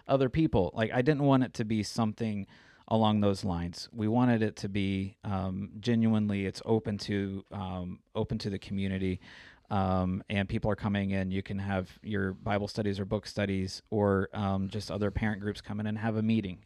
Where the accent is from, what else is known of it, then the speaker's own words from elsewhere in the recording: Springfield, Missouri, United States; moved away as an adult; also born or lived in Denver, Colorado; my wife and I are both born and raised in Missouri. I kinda grew up in Springfield